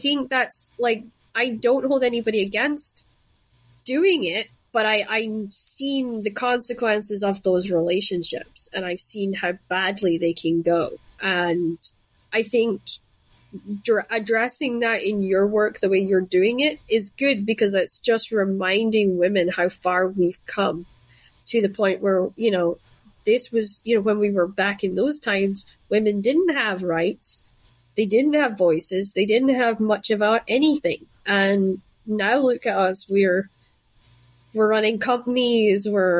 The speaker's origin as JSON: {"language": "English", "area": "Shetland", "region": "Scotland", "country": "United Kingdom", "tie": "born or raised there", "moved": "yes", "said": "When I was growing up in Shetland, arranged marriages was something that happened, and it was normal to us."}